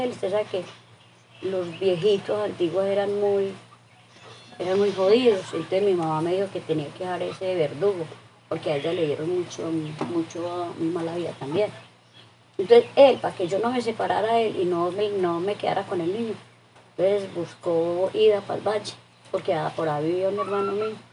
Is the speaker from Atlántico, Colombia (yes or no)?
no; Valle del Cauca, Colombia; moved away as an adult; Que vine de Valle hace, a ver, 28 años.